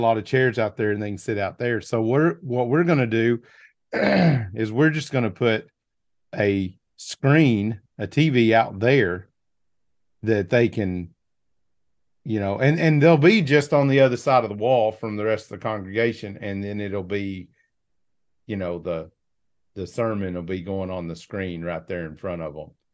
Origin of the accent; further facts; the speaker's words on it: Arkansas, United States; I'm from Arkansas